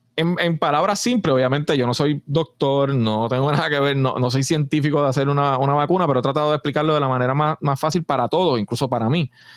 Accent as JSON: {"language": "Spanish", "country": "Puerto Rico"}